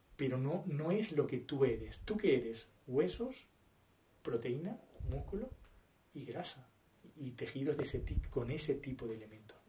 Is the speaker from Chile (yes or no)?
no; Uruguay; Soy uruguayo